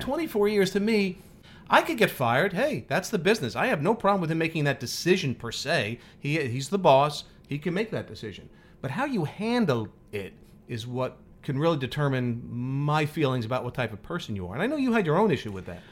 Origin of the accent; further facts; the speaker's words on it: New York, United States; I grew up in New York as a weather geek.